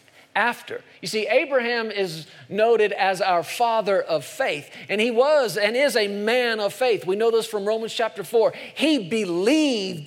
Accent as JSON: {"language": "English", "country": "United States", "said": "I'm an American"}